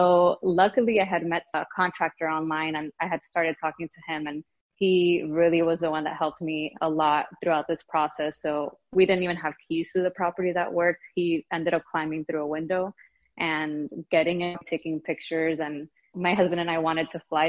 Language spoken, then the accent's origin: English; Miami, Florida, United States; moved away as an adult; now in Brooklyn, United States; I'm originally from Miami, Florida. My husband and I moved to Brooklyn, New York 4 years ago